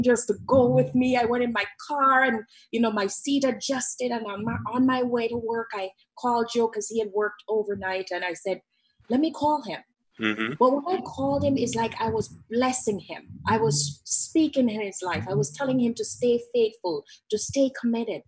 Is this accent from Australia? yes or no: no; Jamaica; moved away; I'm Jamaican.